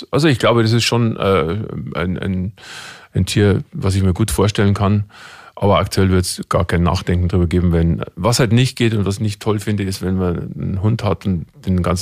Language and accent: German; Munich, Bavaria, Germany; München ist für mich. Meine Heimat, die Stadt, in der ich am lebe und ich kenne keine schönere Stadt auf der ganzen Welt.